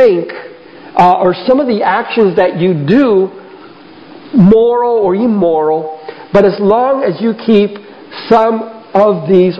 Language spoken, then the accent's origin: English; South Florida, United States; Rose and I grew up here in South Florida